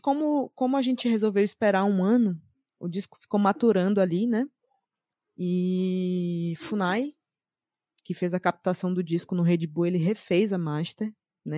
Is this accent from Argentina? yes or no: no; Salvador, Bahia, Brazil; sou de Salvador, Bahia